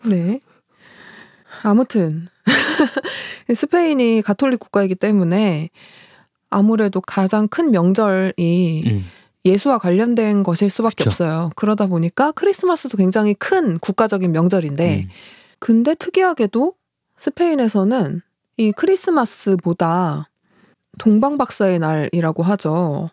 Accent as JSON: {"language": "Korean", "country": "South Korea"}